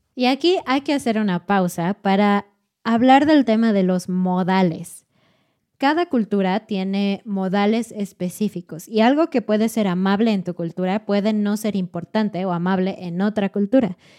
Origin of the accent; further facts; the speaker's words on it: Mexico; como mexicana